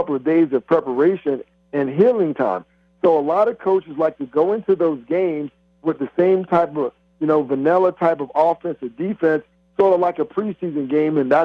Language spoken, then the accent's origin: English; Florida, United States; moved away; my home state of Florida